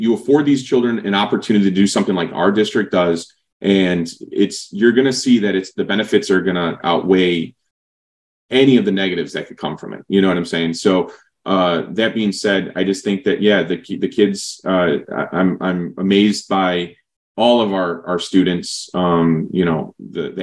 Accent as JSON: {"language": "English", "town": "Berwyn", "region": "Illinois", "country": "United States", "tie": "born or raised there", "moved": "yes", "lives_now": "San Antonio, United States", "said": "my hometown, you know, Berwyn, but now, you know, we'll call it Chicago"}